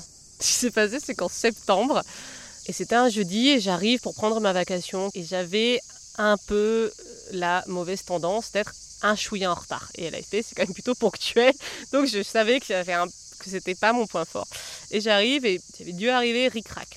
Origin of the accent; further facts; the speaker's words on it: southern Massif Central, France; also born or lived in Lozère / Colombia; je suis née là-haut, dans le sud du Massif central, mais dans un, dans un endroit où en fait, je me suis jamais sentie euh, très chez moi